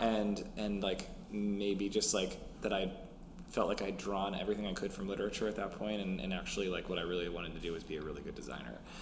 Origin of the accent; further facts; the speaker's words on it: Minneapolis, Minnesota, United States; I grew up in Minneapolis